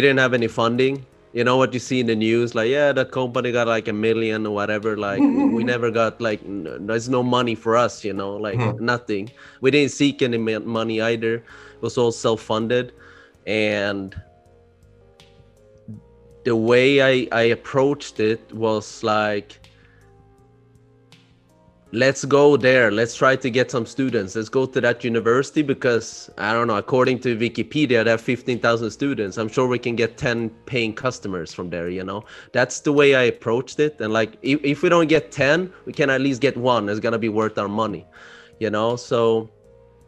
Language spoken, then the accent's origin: English; Sweden; moved away as an adult; also born or lived in Barcelona; I'm born and raised in Sweden. My parents are from Cambodia.